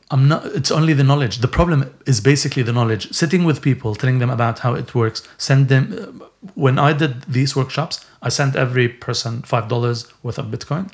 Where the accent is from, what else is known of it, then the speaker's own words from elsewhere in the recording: Syria; now in Bedford, United Kingdom; when I was growing up in Syria